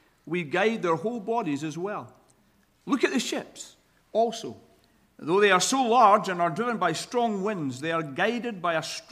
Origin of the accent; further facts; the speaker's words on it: Scotland, United Kingdom; accent: Scottish; now in Sacramento, United States; my Scottish accent